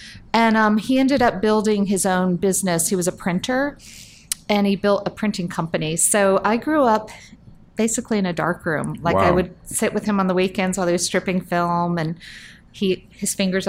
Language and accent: English; Fort Myers, Florida, United States; moved away as an adult; now in New York, United States; I grew up in Southwest Florida, mm-hmm. Fort Myers